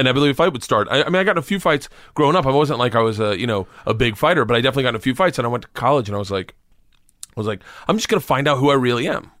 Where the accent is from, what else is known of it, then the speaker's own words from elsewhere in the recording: Florida, United States; I grew up in Florida